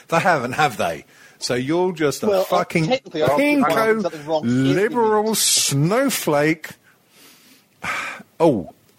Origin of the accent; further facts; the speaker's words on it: Australia; I was speaking as an Australian.